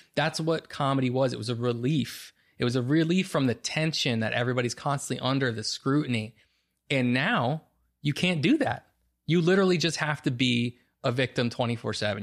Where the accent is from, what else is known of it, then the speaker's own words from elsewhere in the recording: Bound Brook, New Jersey, United States; I grew up in Bound Brook, and the neighborhood in Bound Brook, just one street off of Main Street, it's all just residential.